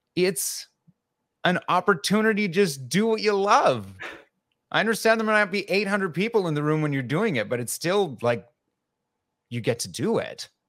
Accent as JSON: {"language": "English", "town": "Medicine Hat", "region": "Alberta", "country": "Canada", "tie": "born or raised there", "moved": "as an adult", "lives_now": "New York, United States", "said": "I grew up near Calgary in a little city called Medicine Hat"}